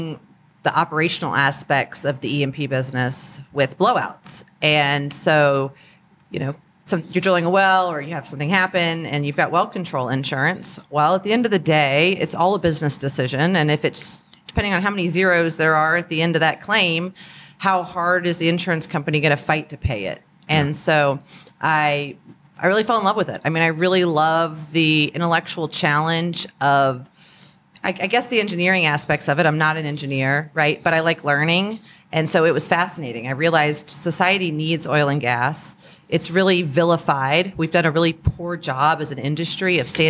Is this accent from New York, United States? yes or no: no; Huntsville, Alabama, United States; also born or lived in Florida / California; I was born in Huntsville, Alabama. Grew up in Florida, California. Parents got divorced. My mom moved back to Alabama, her hometown. So I went to middle school and high school in Huntsville.